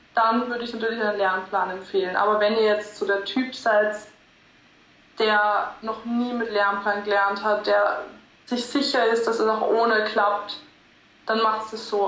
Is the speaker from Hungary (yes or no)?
no; Linz, Upper Austria, Austria; moved away; Ich komme aus Linz ursprünglich